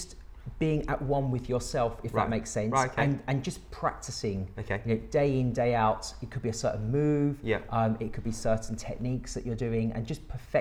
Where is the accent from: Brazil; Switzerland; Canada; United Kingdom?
United Kingdom; London; normal child from London originally